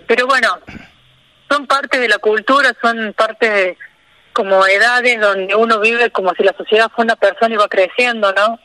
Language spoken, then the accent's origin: Spanish; Río Tercero, Córdoba, Argentina; moved away as an adult; now in Villa Rumipal, Argentina; Yo soy de Río Tercero, que es una ciudad al sur de Córdoba.